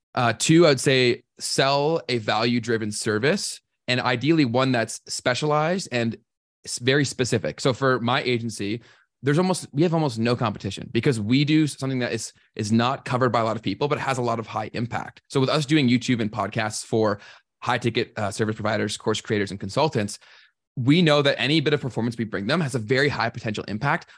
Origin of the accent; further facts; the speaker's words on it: Toronto, Ontario, Canada; I was born and raised in, around Toronto.